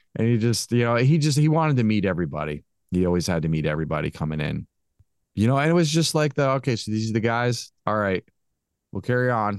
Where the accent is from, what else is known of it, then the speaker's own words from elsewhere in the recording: Connecticut, United States; now in Maryland, United States; I'm originally from Connecticut